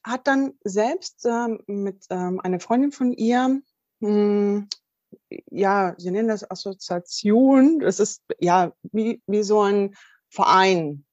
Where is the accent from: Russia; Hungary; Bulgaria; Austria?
Russia; now in Germany; ich komme ja auch ursprünglich aus Russland